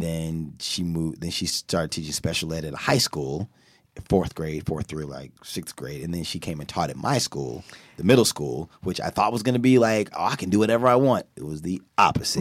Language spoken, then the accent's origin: English; United States; I'm from America